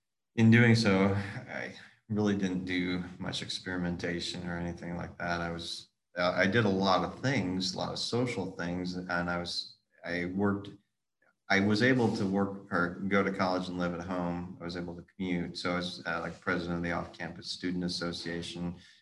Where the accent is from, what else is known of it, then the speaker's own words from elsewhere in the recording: Midwest, United States; moved away; also born or lived in Storm Lake, Iowa; I grew up on a farm.